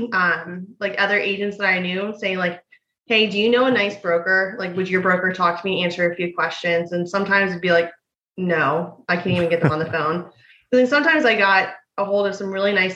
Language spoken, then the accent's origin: English; Tampa, Florida, United States; I was born and raised in Tampa. That's where my brokerage is now